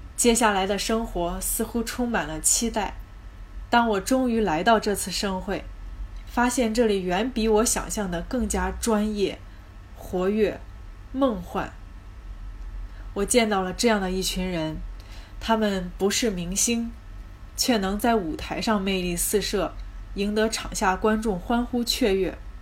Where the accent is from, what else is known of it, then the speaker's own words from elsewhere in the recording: Zhengzhou, Henan, China; 我来自河南省郑州市，目前在事业单位呢，做些办公室文职类的工作